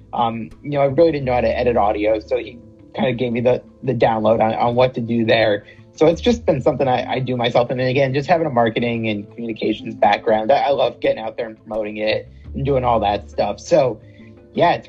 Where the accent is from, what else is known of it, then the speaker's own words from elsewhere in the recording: West Hartford, Connecticut, United States; Born and raised here. Live here now.